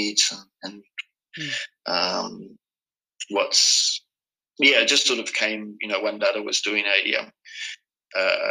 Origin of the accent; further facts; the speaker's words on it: Auckland, New Zealand; moved away as an adult; also born or lived in Australia / Sweden / South America; I was born in Auckland